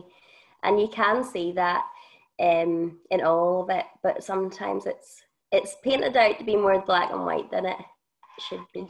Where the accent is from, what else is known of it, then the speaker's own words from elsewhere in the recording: Northern Ireland, United Kingdom; moved away; I come from Northern Ireland